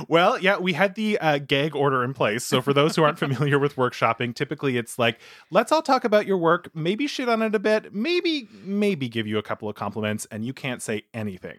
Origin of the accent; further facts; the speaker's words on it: Manitoba, Canada; where I grew up in Manitoba